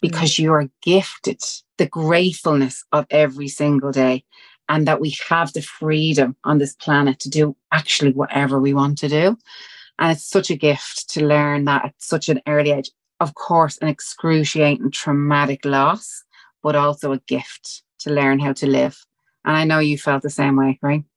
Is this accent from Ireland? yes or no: yes; Dublin, Leinster, Ireland; accent: Dublin; We're Irish. We're from Walkinstown.